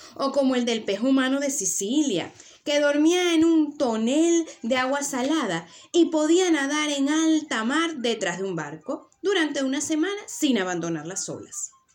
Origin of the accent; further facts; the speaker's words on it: Venezuela; now in Tenerife, Spain; yo vivo en Tenerife y mi sangre es de estas Islas Canarias, yo soy venezolana